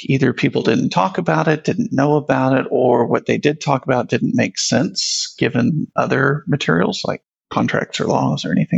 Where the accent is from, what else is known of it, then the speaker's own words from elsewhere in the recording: Houston, Texas, United States; moved away as an adult; also born or lived in Prosper, Texas; now in Dallas, United States; I grew up in Houston